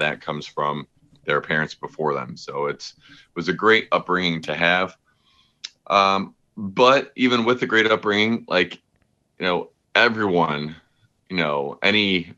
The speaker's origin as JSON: {"language": "English", "town": "Berea", "region": "Ohio", "country": "United States", "tie": "born or raised there", "said": "I was very fortunate to have a excellent upbringing in a small town, like suburb of Cleveland called Berea. It's a very like friendly, homey city. And I just loved growing up here"}